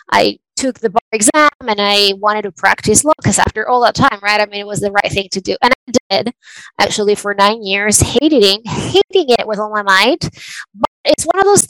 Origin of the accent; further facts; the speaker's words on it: Venezuela; moved away; I was born and raised in Venezuela